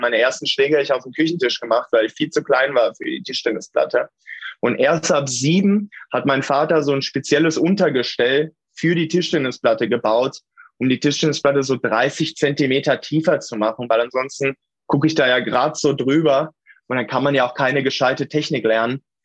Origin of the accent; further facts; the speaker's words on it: Hameln, Lower Saxony, Germany; ich bin in Tündern aufgewachsen. Das ist ein Ortsteil von der Rappenfängerstadt Hameln